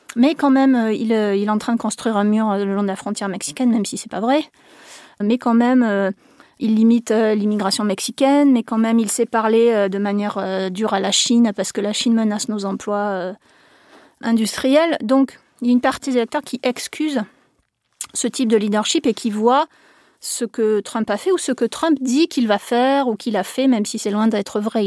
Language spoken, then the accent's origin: French; France; chez nous en France